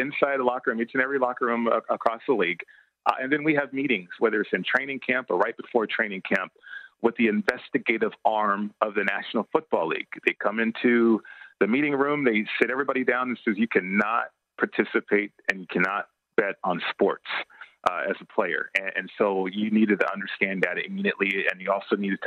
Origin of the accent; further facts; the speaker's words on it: Las Vegas, Nevada, United States; I grew up in Vegas